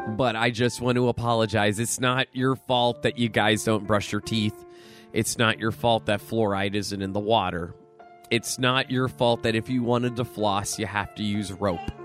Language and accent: English; Pennsylvania, United States; now in Buffalo, United States; I'm from Pennsylvania